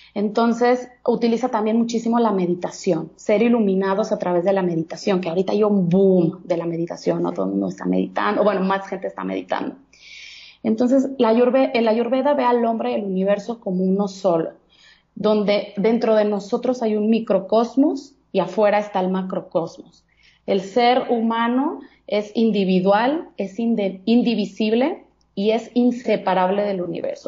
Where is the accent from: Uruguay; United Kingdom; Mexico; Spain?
Mexico; Guadalajara, Jalisco; also born or lived in Monterrey; now in Mexico City, Mexico; yo soy de Guadalajara, Jalisco soy tapatía